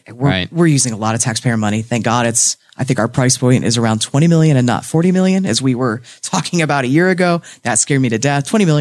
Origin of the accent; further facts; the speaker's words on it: Henry County, Indiana, United States; So I grew up in Henry County. I was born at Ball Memorial. I went to Shenandoah K-12 with Steve.